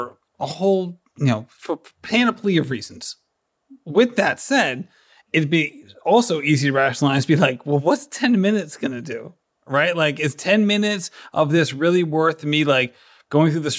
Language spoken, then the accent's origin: English; Barrington, Rhode Island, United States; I'm actually from a little town